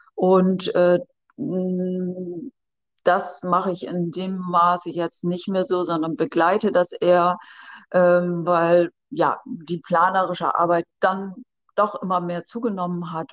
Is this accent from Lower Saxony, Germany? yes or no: yes; Ammerland, Lower Saxony, Germany; Ich komme ja hier aus dem Ammerland